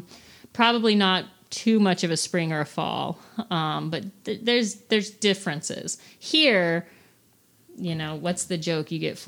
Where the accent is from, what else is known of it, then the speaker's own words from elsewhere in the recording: Fresno, California, United States; I grew up in Fresno.